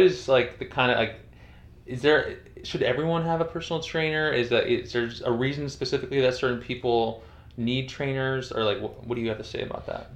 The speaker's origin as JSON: {"language": "English", "region": "Northeast", "country": "United States", "tie": "born or raised there", "said": "I grew up in Northeast"}